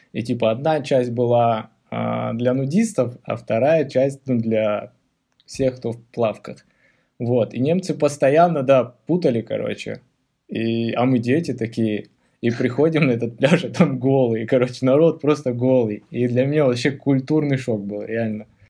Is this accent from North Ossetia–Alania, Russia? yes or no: yes; Beslan, North Ossetia–Alania, Russia; мы же из Беслана